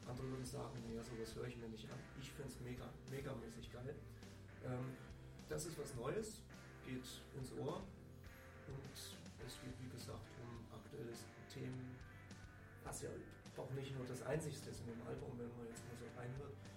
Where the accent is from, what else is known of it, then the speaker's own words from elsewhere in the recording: East Germany, Germany; ich als Kind habe halt so, eine, so ein Button geschenkt bekommen. Bei uns im Osten damals äh, hieß, hieß, das halt nicht Button, sondern Plakette.